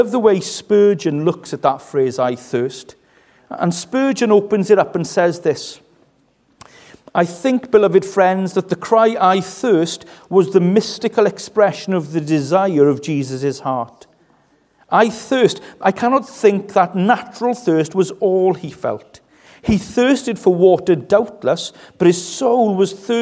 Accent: West Wales, United Kingdom; I come from West Wales, which means I'm a little bit tight.

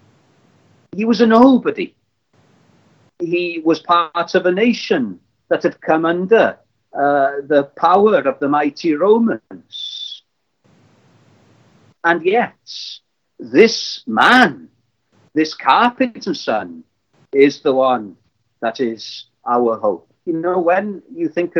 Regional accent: Llandudno, Wales, United Kingdom; I was brought up in Llandudno, in North Wales

